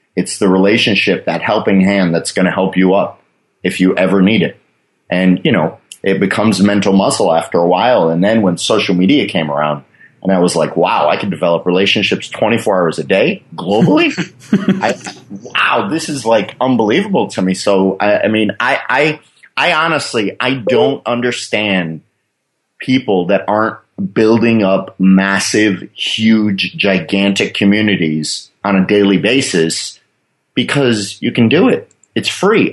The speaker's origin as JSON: {"language": "English", "town": "Fort Lauderdale", "region": "Florida", "country": "United States", "tie": "born or raised there", "also_born_or_lived": "Michigan", "moved": "as an adult", "lives_now": "Thailand", "said": "I, I, was born in Michigan, but I was raised in Fort Lauderdale"}